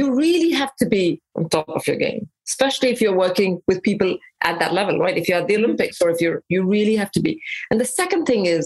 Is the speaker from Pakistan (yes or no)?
no; India; also born or lived in England; now in United States; Mostly in India, a little bit in England